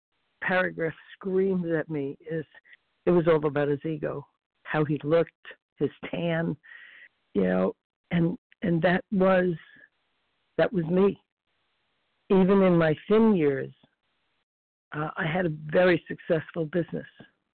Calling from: Florida, United States

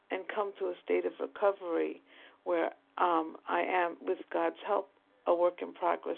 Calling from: New York, United States; from New York.

